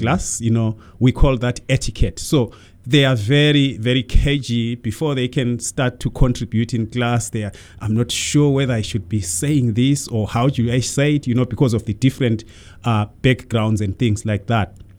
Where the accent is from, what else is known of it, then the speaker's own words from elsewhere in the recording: Zimbabwe; moved away; I was born in Zimbabwe many, many centuries ago